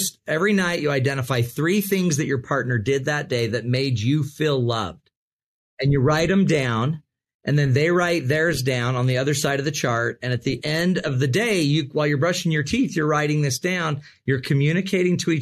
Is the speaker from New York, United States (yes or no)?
no; Utah, United States; I'm from Utah, right? The desert